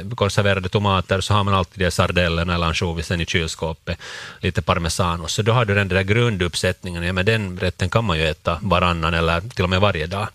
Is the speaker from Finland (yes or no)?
yes; Finland; för oss som finländare